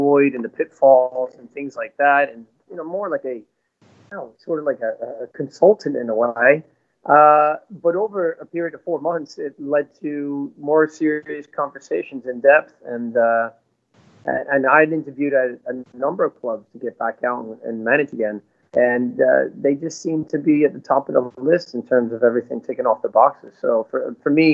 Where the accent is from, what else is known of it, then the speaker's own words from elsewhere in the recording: Kearny, New Jersey, United States; moved away as an adult; also born or lived in Sheffield; Growing up in Jersey is just, you know, at that time too, we had such a special time